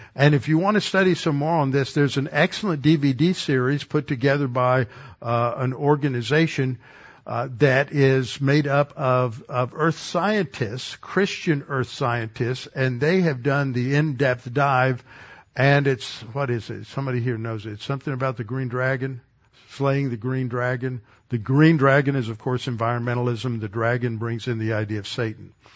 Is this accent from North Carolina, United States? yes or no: no; Texas, United States; as a Texan